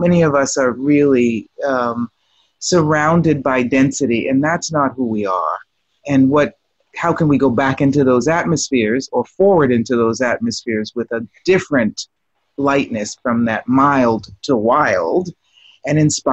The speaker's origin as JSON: {"language": "English", "town": "Boston", "region": "Massachusetts", "country": "United States", "tie": "born or raised there", "moved": "yes", "lives_now": "Rome, Italy", "said": "I grew up in Boston, Massachusetts."}